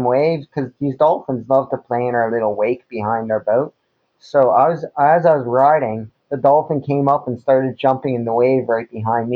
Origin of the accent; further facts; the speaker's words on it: Goderich, Ontario, Canada; moved away as an adult; also born or lived in Kitchener-Waterloo, Ontario; now in Chesapeake, United States; I was born in a town called Kitchener-Waterloo, but I grew up in a small little town called Goderich.